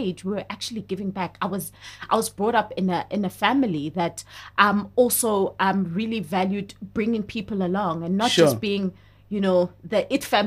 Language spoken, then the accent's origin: English; KwaZulu-Natal, South Africa; I grew up in a very Zulu home. Like, my parents are both Zulu. I'm from KwaZulu-Natal